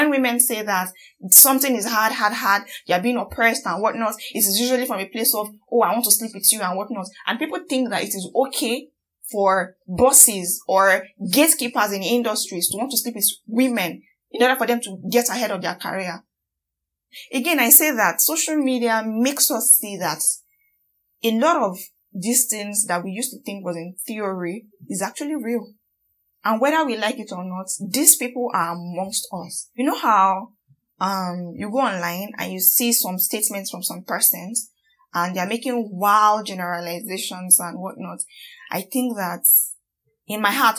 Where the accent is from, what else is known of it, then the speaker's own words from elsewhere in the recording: Nigeria; as much as I am as angry as every Nigerian out there